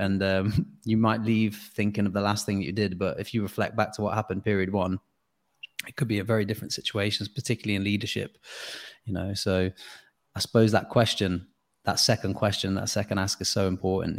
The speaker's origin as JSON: {"language": "English", "region": "Midlands", "country": "United Kingdom", "also_born_or_lived": "London", "moved": "yes", "said": "I'm from the Midlands"}